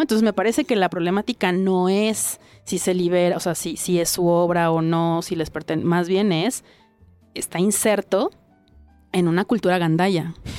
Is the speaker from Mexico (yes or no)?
yes; Mexico; aquí en mi, en mi país